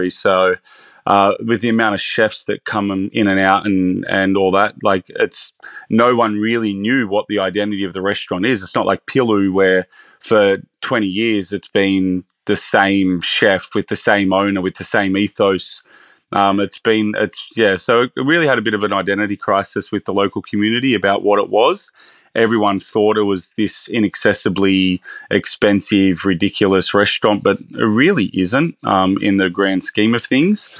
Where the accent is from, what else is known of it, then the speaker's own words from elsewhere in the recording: Bathurst, New South Wales, Australia; also born or lived in Sydney; now in Byron Bay, Australia; I'm actually originally from Bathurst, so my career started in um, smaller regional restaurants.